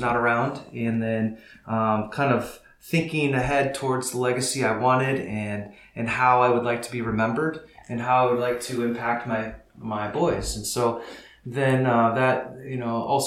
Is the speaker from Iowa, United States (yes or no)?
yes; northern Iowa, United States; now in Pella, United States; my story begins on a small farm in northern Iowa, and I grew up there with my family.